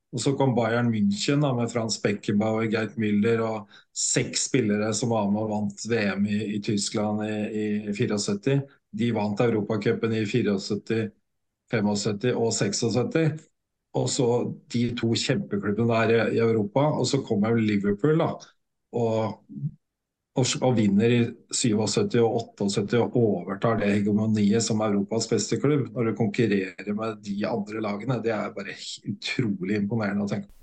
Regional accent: Norway; hjemme i Norge

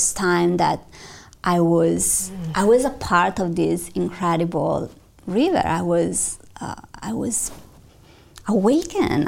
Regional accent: Milan, Lombardy, Italy; I'm from Milano

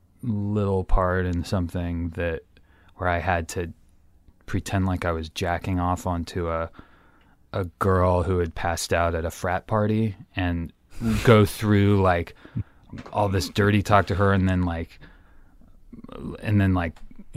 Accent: Santa Cruz, California, United States; I grew up in Santa Cruz.

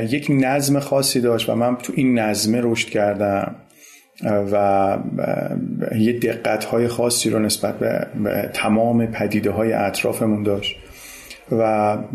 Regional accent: Tehran, Tehran Province, Iran; born there; یعنی من متولد مرداد 57 م 14 مرداد 57 و متولد تهرانم ساکن تهرانم

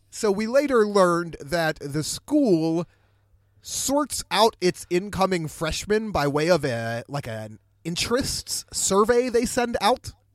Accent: Pittsburgh, Pennsylvania, United States; I grew up in Pittsburgh

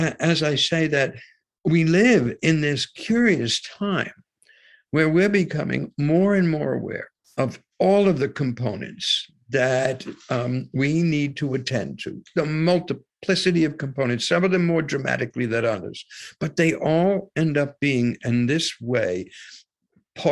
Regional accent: United States; I was born in the United States

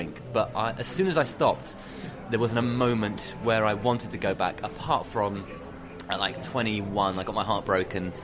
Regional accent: United Kingdom; being a Brit, but actually I'm half French as well

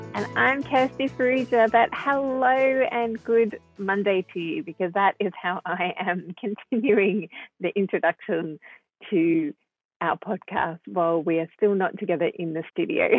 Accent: Melbourne, Victoria, Australia; moved away as an adult; now in Sydney, Australia; I was born in Sydney but grew up in Melbourne

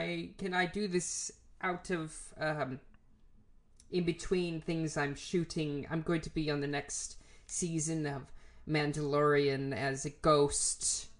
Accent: Germany; English is a second language; so as I am from Germany, I have some loyalty to brands

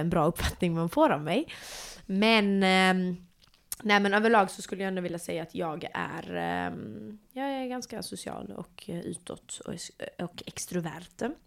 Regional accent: Malmö, Skåne, Sweden; jag är eh, född och uppvuxen i Malmö

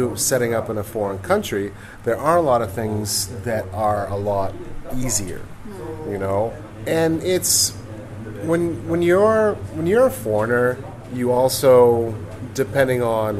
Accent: Maine, United States; moved away as an adult; now in Ho Chi Minh City, Vietnam; I grew up in Maine

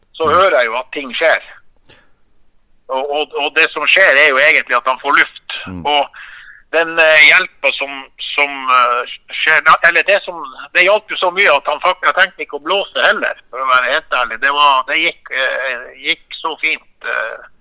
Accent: Finnmark, Norway; vi er fra Finnmark

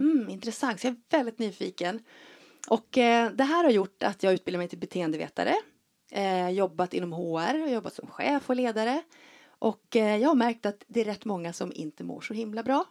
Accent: Leksand, Dalarna County, Sweden; jag är ju uppväxt på Vischan uppe i Dalarna i Leksand

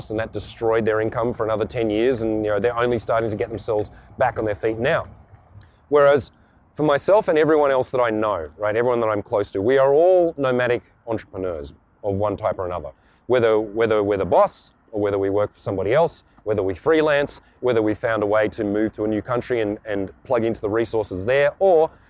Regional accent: Canberra, Australian Capital Territory, Australia; I was born in Canberra, Australia, the most boring, sterile city in the Southern Hemisphere.

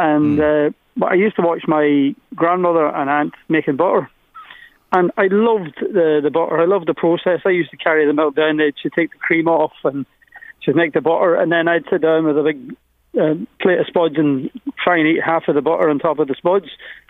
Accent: Glasgow, Scotland, United Kingdom; also born or lived in Donegal, Ireland; now in Louth, Ireland; I was born in Glasgow. My parents are from just outside Donegal town, both of them. So they moved back many years ago. And my mother just said she'd enough of Glasgow and wanted to go back to Donegal.

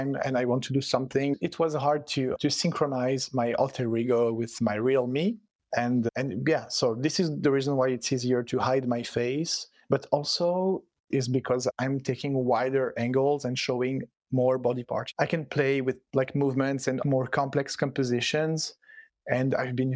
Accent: Switzerland; first language French and Italian; English is a second language; also born or lived in Stockholm, Sweden; I was born and raised in Switzerland. My parents are both Italian immigrants, but I was born and raised in Switzerland. So yeah, my first language is French and Italian

